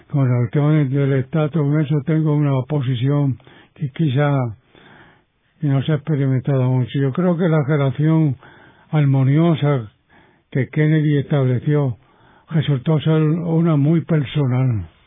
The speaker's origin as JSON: {"language": "Spanish", "country": "Puerto Rico", "said": "Nosotros somos puertorriqueños y somos latinos."}